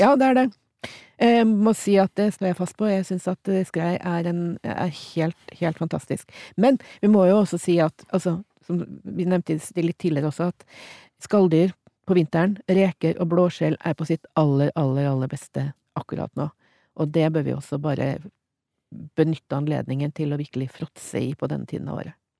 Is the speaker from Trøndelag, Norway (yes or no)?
yes; Trondheim, Trøndelag, Norway; jeg vokste opp i Trondheim